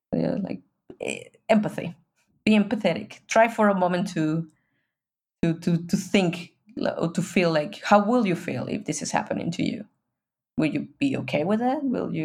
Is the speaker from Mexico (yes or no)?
yes; Mexico; I'm from Mexico, but I was a privileged person in Mexico.